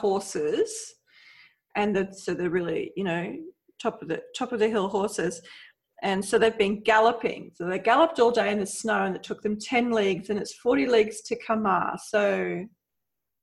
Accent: Australia; accent: Australian; I'm Australian, so that's my accent.

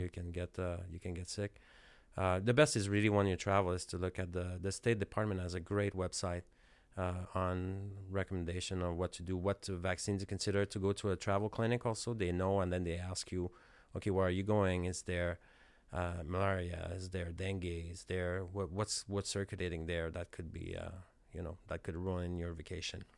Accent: Canada; moved away as an adult; I'm from Canada, so I'm from a cold, cold climate.

